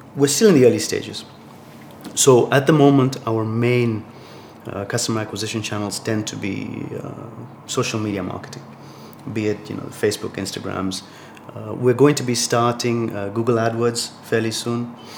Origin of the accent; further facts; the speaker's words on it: Tanzania; moved away as an adult; also born or lived in Boston, United States / Arkansas, United States / Switzerland; now in Morocco; I grew up in Tanzania, sort of east coast of, uh, of Africa.